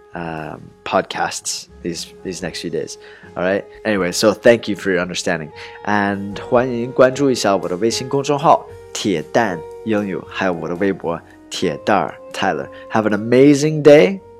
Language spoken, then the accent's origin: English; Portland, Oregon, United States; moved away; my hometown is Portland, Oregon